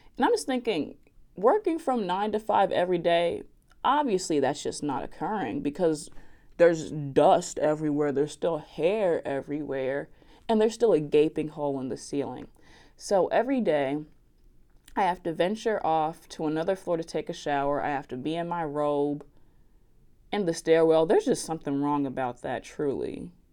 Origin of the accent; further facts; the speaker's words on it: West Orange, New Jersey, United States; accent: Southern; I am from New Jersey, West Orange specifically